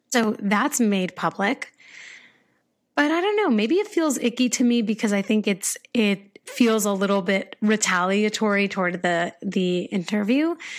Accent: United States; I'm American

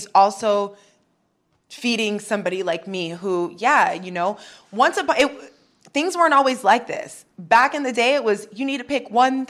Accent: New York, United States; I was raised Christian in New York. I got really lost. You can get lost out there.

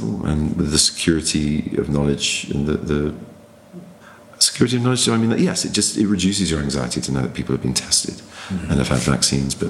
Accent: England, United Kingdom

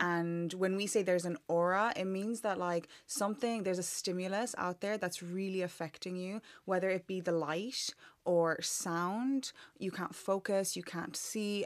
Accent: Ireland; accent: Irish; moved away as an adult; now in London, United Kingdom; I grew up in Ireland my whole life

